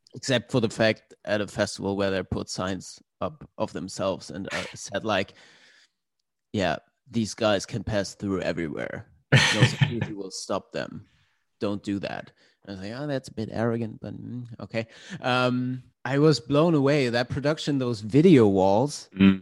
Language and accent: English; Glücksburg, Schleswig-Holstein, Germany; moved away as an adult; also born or lived in Hamburg; my hometown. It's a small town called Glücksburg um, at the Danish border.